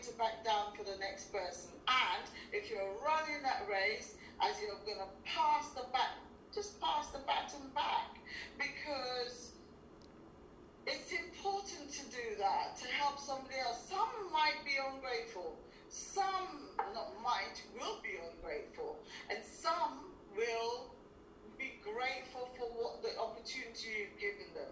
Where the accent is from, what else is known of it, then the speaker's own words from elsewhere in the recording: Guyana; accent: Guyanese; moved away; I am originally from Guyana, and I've just regained some of the, you know, the accent